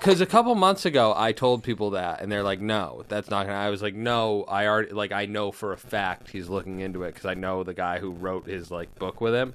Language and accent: English; Boston, Massachusetts, United States; I'm from Boston